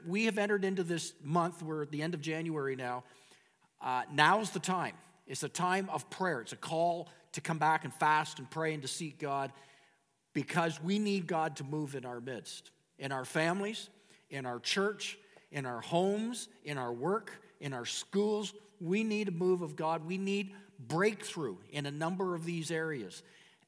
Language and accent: English; Canada